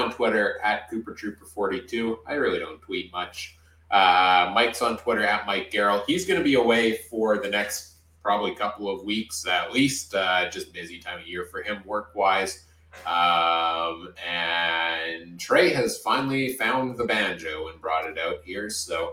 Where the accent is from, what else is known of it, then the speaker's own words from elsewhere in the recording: Winnipeg, Manitoba, Canada; So I was born here